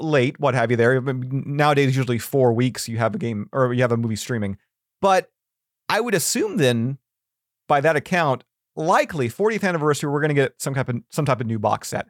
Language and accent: English; Canada; as a Canadian